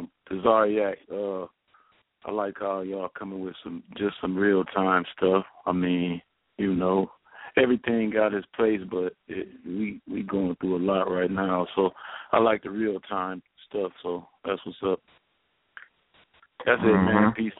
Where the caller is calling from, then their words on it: Akron, Ohio, United States; I'm calling from Akron.